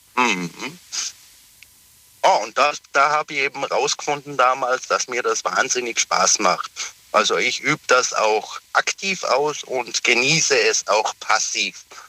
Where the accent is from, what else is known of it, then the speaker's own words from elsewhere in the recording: Pforzheim, Baden-Württemberg, Germany; Aus Pforzheim, bin aber zurzeit geschäftlich in Frankfurt unterwegs